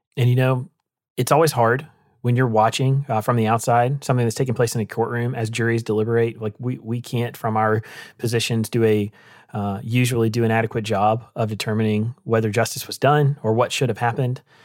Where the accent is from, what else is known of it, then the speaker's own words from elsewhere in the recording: Rocky Mount, North Carolina, United States; moved away; my hometown in Rocky Mountain, North Carolina